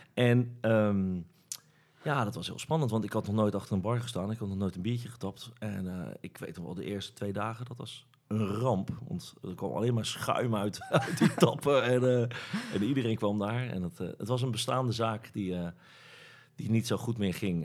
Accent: Rotterdam, South Holland, Netherlands; ik kom uit, het oude noorden in Rotterdam

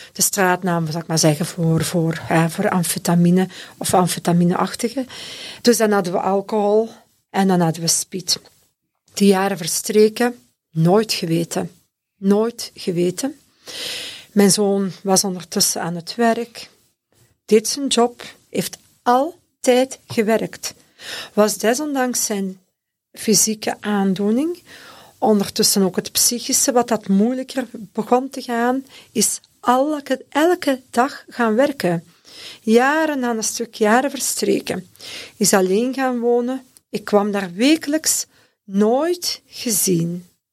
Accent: Leuven, Flanders, Belgium; Ik ben ook afkomstig van Leuven

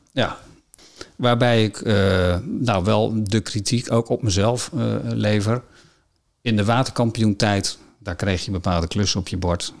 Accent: Friesland, Netherlands; als Fries

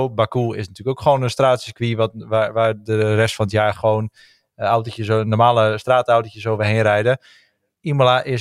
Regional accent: Netherlands; Ik ben Nederlander, dus eh, wend er maar aan.

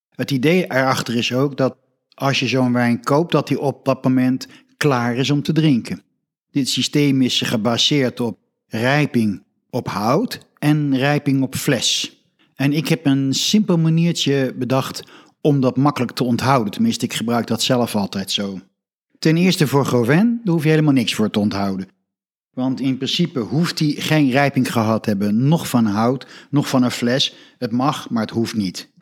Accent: Netherlands; als Nederlander

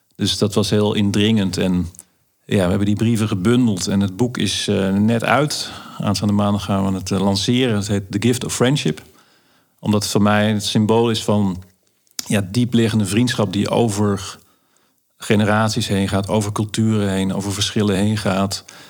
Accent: Limburg, Netherlands; de dorpskapsalon in uh, waar ik vandaan kom in Limburg

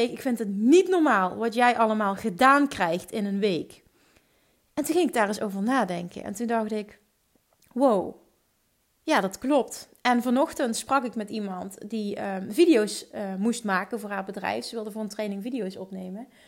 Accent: Limburg, Netherlands; accent: Limburgish; Volgens mij heeft niemand zich gestoord aan mijn Limburgse accent.

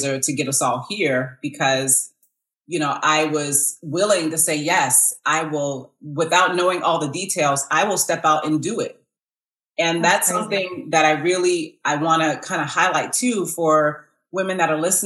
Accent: Massachusetts, United States; moved away as an adult; now in Georgia, United States; I was born and raised in Massachusetts

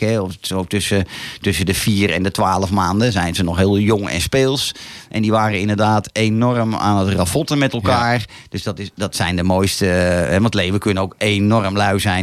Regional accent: Laren, North Holland, Netherlands; geboren en getogen in Laren.

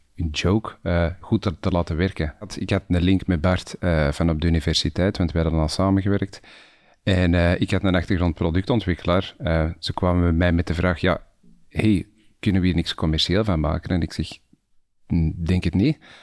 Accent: Antwerp, Flanders, Belgium; Ook zoals jij eh, geboren, getogen en nog steeds woonachtig. Eh, om, inmiddels wel in de provincie, niet, meer echt in de stad zelf.

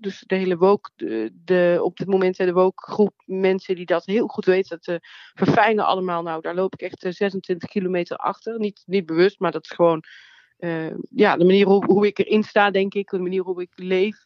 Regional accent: Nuland, North Brabant, Netherlands; Ik kom uit het Nuland, uit een klein dorp

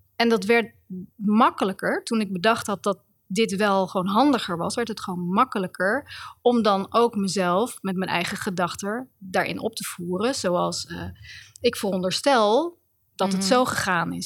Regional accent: The Hague, South Holland, Netherlands; Den Haag is de stad waar ik ben geboren in 1969.

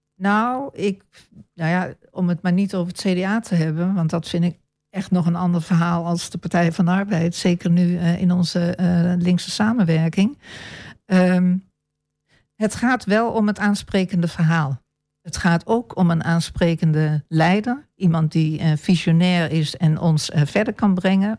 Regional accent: Apeldoorn, Gelderland, Netherlands; moved away as an adult; now in Almelo, Netherlands; Ik ben in Almelo geboren en deels getogen. Maar grotendeels mijn jeugd doorgebracht in Apeldoorn

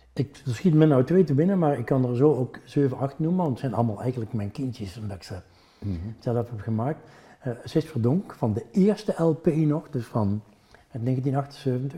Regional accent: North Brabant, Netherlands; accent: Brabants; first language Brabantian; Dutch is a second language; now in Ghent, Belgium; ik ben toch wel Brabander. Dat krijg je er niet uit

